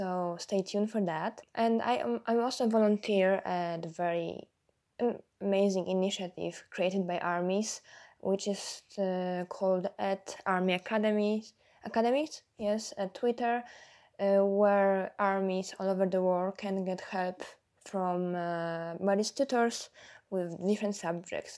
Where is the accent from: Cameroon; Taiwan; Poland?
Poland; English is a second language; I'm from Poland. So it makes me the only person on the Discord chat with who is not based in US